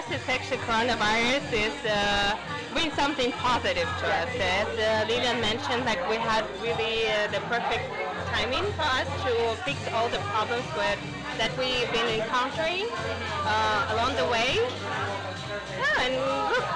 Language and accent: English; Australia; now in Shanghai, China; I'm also from Australia